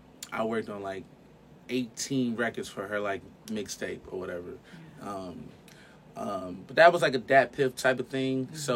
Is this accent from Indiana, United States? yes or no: yes; Gary, Indiana, United States; I had a great childhood, you know what I'm saying, growing up in Gary.